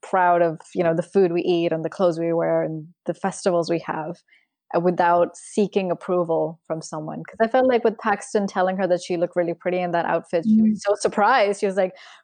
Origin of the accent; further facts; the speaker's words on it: Pakistan; moved away as an adult; now in England, United Kingdom; I moved to England when I was 18. So I was already, you know, I'm born and brought up in Pakistan. I had the accent.